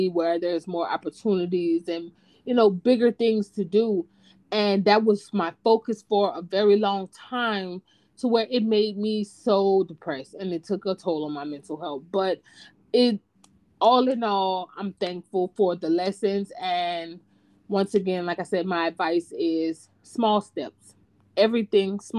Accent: Opelousas, Louisiana, United States; moved away as an adult; now in Texas, United States; we're originally from the South, Louisiana specifically. You can probably hear it in our voices

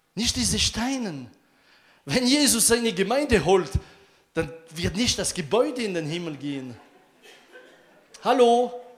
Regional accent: France; German is a second language; Bei uns in Frankreich

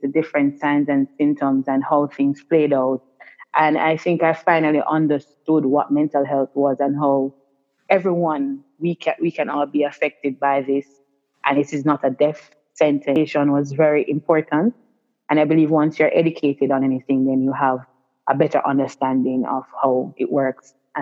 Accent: Kingston, Jamaica; growing up in Sivri Gardens, for most persons who live in Jamaica or for persons overseas, Sivri Gardens is really labeled as one of Jamaica's most violent

